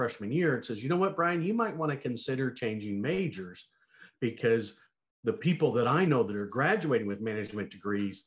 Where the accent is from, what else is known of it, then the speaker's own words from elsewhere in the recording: Montana, United States; I grew up in Montana